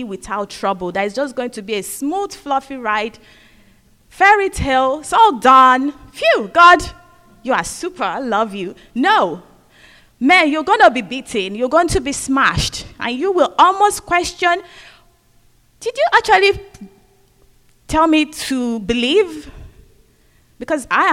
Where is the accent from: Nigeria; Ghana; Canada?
Nigeria; also born or lived in Scotland; now in United Kingdom; I'm from Nigeria, so I went back home